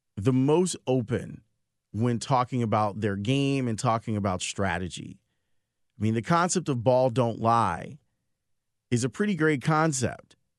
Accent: Chicago, Illinois, United States; I grew up on the South Side in Roseland

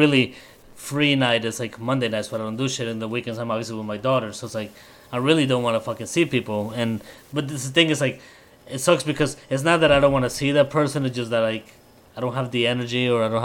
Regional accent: Colombia; moved away; I'm Colombian

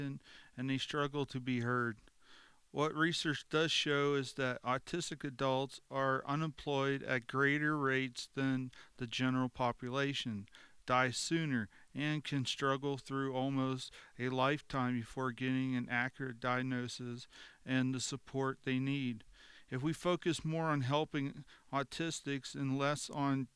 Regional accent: Chambersburg, Pennsylvania, United States; I'm from Chambersburg

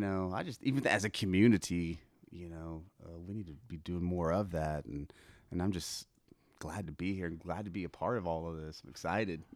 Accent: Broken Arrow, Oklahoma, United States; also born or lived in Tulsa; I was born in Tulsa and, uh, grew up basically in Broken Arrow

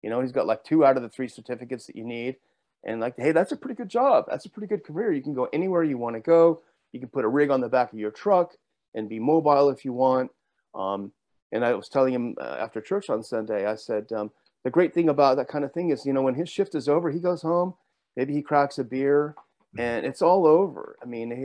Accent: Southern California, United States; I grew up in Southern California

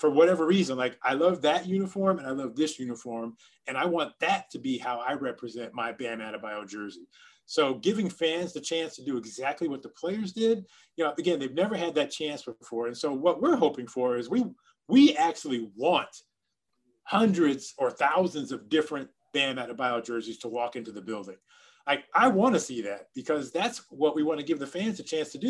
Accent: Miami, Florida, United States

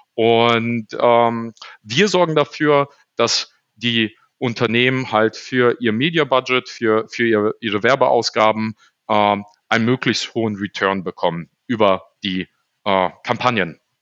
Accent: Düsseldorf, North Rhine-Westphalia, Germany; also born or lived in Poland; ich habe die ersten sechs Jahre meines Lebens ähm, im Container gelebt, hier in Düsseldorf-Garrat, mit meinen Eltern zusammen

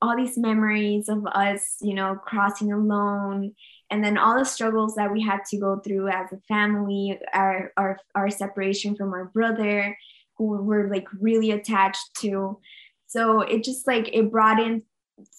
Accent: Nogales, Arizona, United States; also born or lived in Phoenix, Arizona / Mexico; I was born in Phoenix, Arizona, but I grew up in the border.

